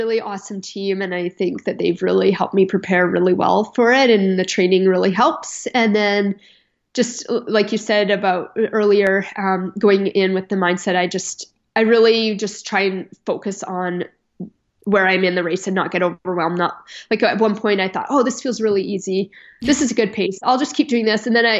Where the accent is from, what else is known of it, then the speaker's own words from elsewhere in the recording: Canada; I'm Canadian and I train in kilometers.